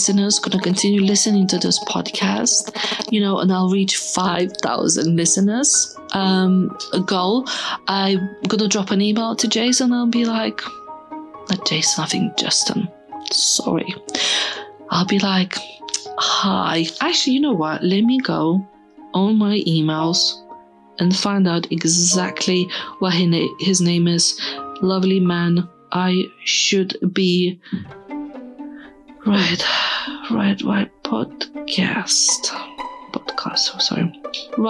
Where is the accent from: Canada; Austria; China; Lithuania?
Lithuania; I'm from Lithuania. You know, when I was growing up, we're fairly poor